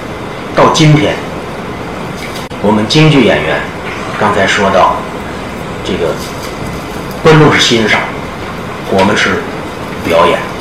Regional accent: Tianjin, China; now in Shanghai, China; 那么大家都知道我是北方来的，我是天津的。

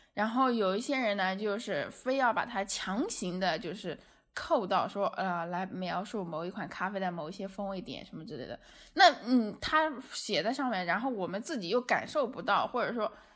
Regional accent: China; 我们中国人的饮食习惯

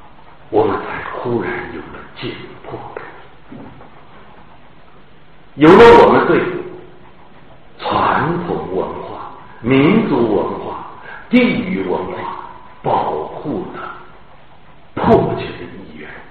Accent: northern Jiangsu, China; moved away as an adult; now in Shanghai, China; 我在江苏苏北长大

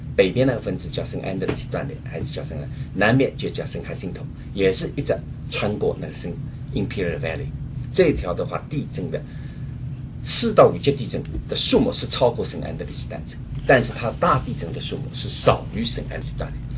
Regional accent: China; 我们的中国人

